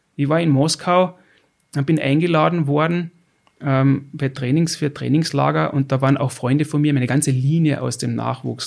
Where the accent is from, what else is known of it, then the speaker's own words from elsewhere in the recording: Austria; ich als verwähnter Österreicher